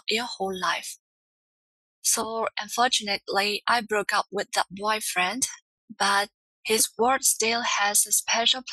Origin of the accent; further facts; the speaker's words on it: Myanmar; I'm from Myanmar, formerly known as Burma.